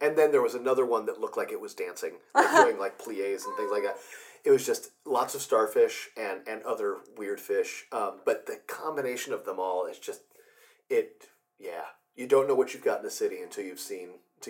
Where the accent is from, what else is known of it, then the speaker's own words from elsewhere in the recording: Fort Wayne, Indiana, United States; also born or lived in Milwaukee; No, I'm actually from Fort Wayne, Indiana, so